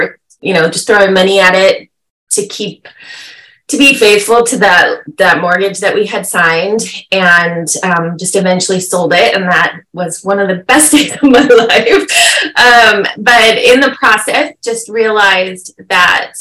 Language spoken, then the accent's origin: English; California, United States; moved away as an adult; also born or lived in Midwest; We're from California, but we had moved there for a time